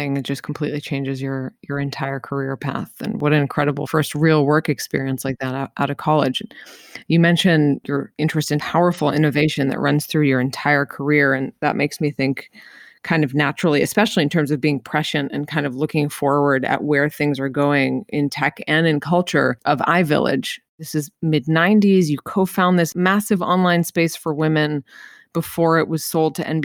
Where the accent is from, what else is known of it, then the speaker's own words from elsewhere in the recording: Colorado, United States; I grew up in Colorado and we had deer in our backyard